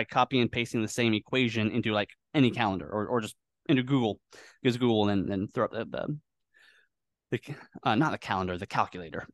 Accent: Northwest of the USA, Pacific Northwest, United States; moved away as an adult; also born or lived in Washington; now in Philippines; I was born in the Northwest of the U S

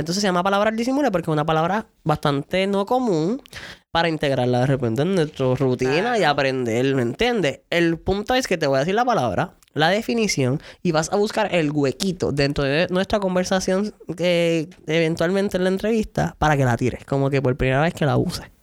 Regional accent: San Lorenzo, Puerto Rico; Vengo de San Lor del pueblo de San Lorenzo

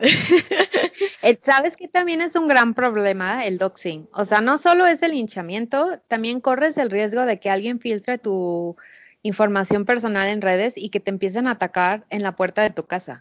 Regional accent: Mexico; nuestra experiencia como mexicanos

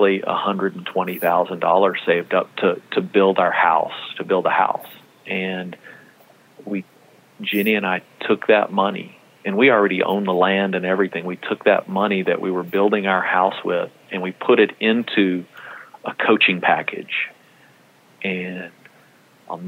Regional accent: Texas, United States; I'm from Texas

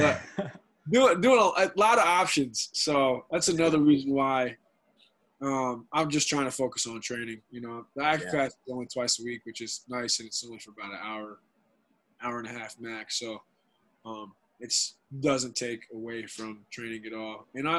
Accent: North Carolina, United States; and I'm also in my home state. I got family 2.5 hours away, so it's just – it's convenient. It's nice. And, you know, I love the weather in Raleigh. You know, it's North Carolina's great, man.

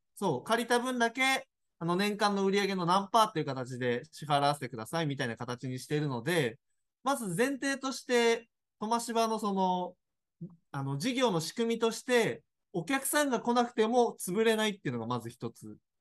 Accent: Tokyo, Japan; moved away as an adult; now in Daisen, Japan; 身は東京なんですよ。

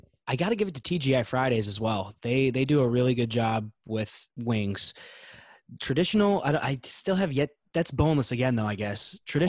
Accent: Saginaw, Michigan, United States; moved away; I was born and raised in the Tri-Cities

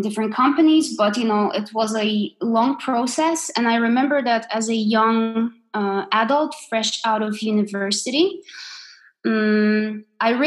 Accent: Poland; moved away as an adult; now in Denmark; I grew up in Poland

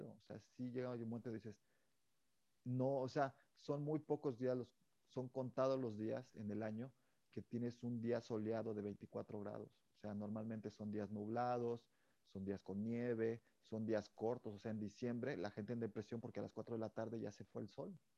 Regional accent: Mexico; Chile, por ejemplo, el picante, como buen mexicano, ¿tú eres de picante?

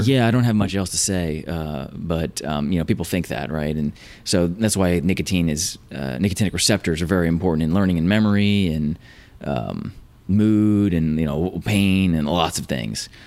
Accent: Virginia, United States; moved away as an adult; also born or lived in California; I grew up in Virginia, found my way to Caltech for grad school

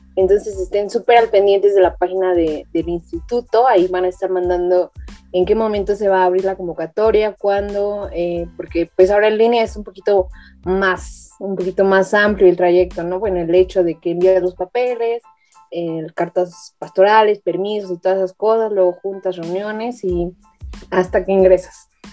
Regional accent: Toluca, State of Mexico, Mexico; yo soy de Toluca

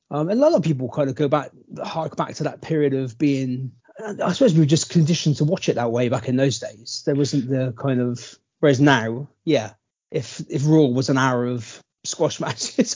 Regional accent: Bristol, South West England, United Kingdom; We're from Bristol

